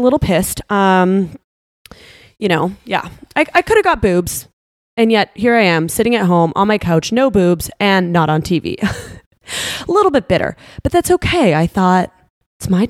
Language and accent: English; Canada; now in Florida, United States; I'm from Canada, but I moved to Florida